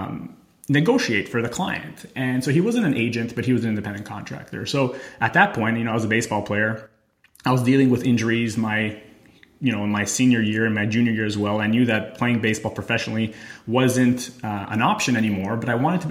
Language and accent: English; Montreal, Quebec, Canada; moved away as an adult; also born or lived in Albany, New York / Thailand / Italy; I left Canada. I'm from Montreal.